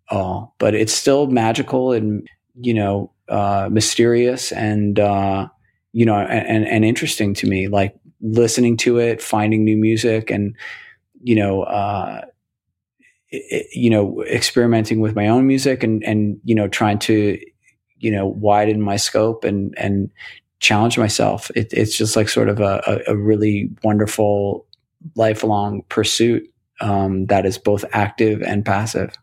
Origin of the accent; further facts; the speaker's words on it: New York City, New York, United States; also born or lived in State College, Pennsylvania / Astoria, Queens / Toledo, Ohio; I grew up in Rockaway Beach in Queens